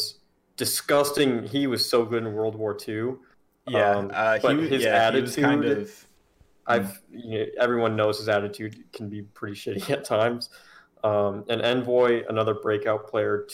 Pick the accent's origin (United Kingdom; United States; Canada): United States; Chicago, Illinois; I am from Chicago